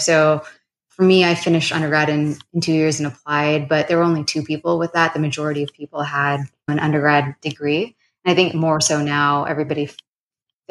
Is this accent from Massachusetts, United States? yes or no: no; Southern California, United States; also born or lived in Arizona / Sacramento; I grew up in Southern California